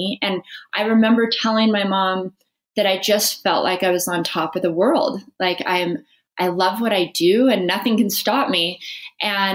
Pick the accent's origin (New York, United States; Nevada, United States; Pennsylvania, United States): Nevada, United States; Las Vegas; I grew up in Las Vegas